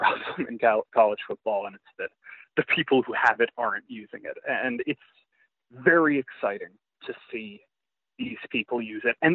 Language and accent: English; the South, United States; I grew up in the South